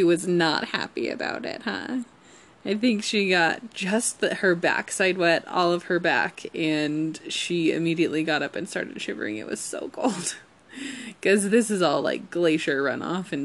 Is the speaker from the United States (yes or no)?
yes; Colorado, United States; We're from Colorado. This is our home